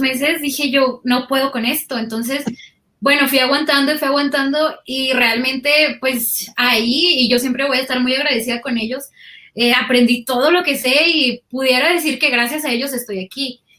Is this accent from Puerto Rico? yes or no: no; Guasave, Sinaloa, Mexico; moved away as an adult; also born or lived in Culiacán, Mexico; now in Mexico City, Mexico; yo nací en Guasave y cuando estudié la carrera, o sea, para estudiar universidad me fui, fui a la ciudad de Culiacán.